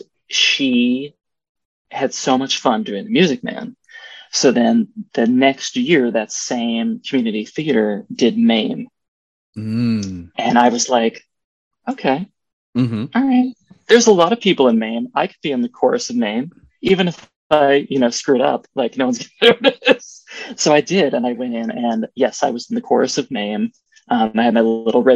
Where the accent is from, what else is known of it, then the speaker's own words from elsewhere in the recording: the Poconos, Pennsylvania, United States; I grew up in the Poconos